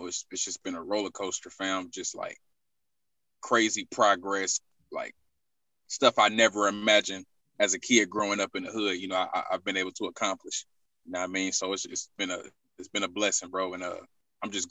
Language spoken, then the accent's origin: English; Indianapolis, Indiana, United States; Born and raised in Indianapolis, Indiana